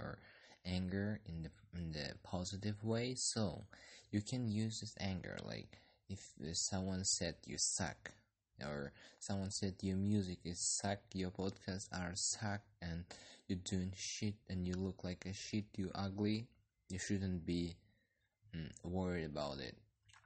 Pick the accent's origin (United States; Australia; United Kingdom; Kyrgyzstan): Kyrgyzstan; I'm from Kyrgyzstan